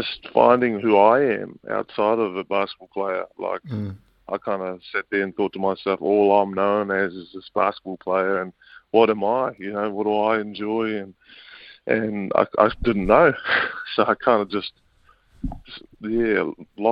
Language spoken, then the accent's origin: English; Auckland, New Zealand; I was brought up out west in Auckland